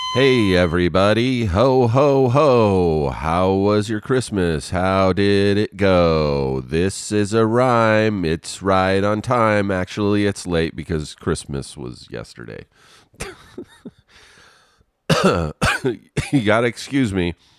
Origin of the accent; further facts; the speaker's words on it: Riverside, California, United States; moved away as an adult; now in Los Angeles, United States; I grew up in Riverside an hour outside of Los Angeles.